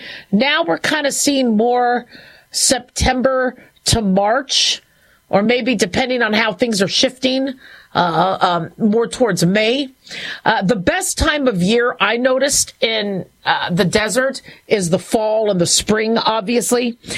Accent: California, United States; also born or lived in Phoenix, United States / Las Vegas, United States; growing up in Southern California, Phoenix, Arizona, Las Vegas, Nevada

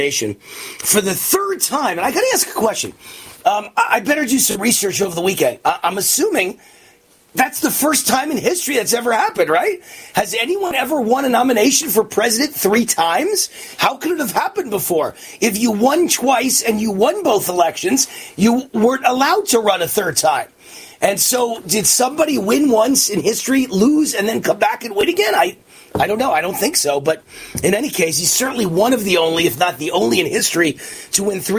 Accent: New York City, New York, United States; moved away as an adult; born and raised in New York

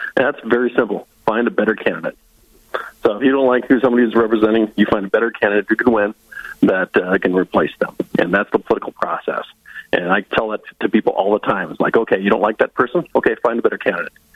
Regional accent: Northwest Iowa, United States; moved away as an adult; also born or lived in Lyon County, Iowa / South Dakota; now in North Dakota, United States; I'm from Northwest Iowa originally. I was born and raised Northwest Iowa Dutch, very conservative

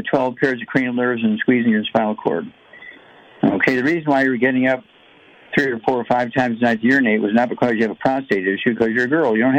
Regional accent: Missouri, United States; Missouri, my home state

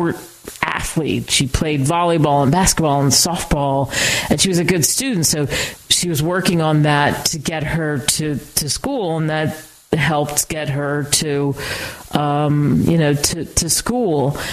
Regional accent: outside of Philadelphia, Pennsylvania, United States; I grew up outside of Philly

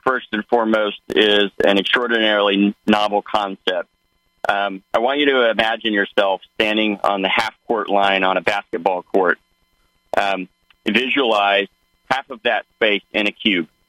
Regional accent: Osage County, Oklahoma, United States; moved away; I'm a farm boy. I grew up in Osage County, Oklahoma.

